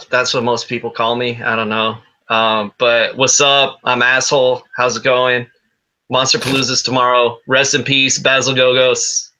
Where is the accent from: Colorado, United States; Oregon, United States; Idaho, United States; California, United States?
California, United States; Castaic; I grew up in Castaic, so I lived in California my whole life